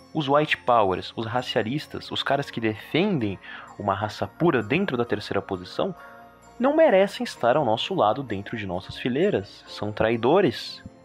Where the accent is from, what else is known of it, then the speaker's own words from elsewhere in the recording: Brazil; Somos brasileiros, nossa doutrina é brasileira